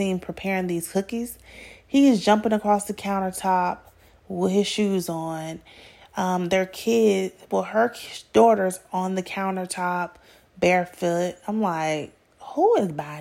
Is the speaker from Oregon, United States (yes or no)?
no; Atlanta, Georgia, United States; I'm from Atlanta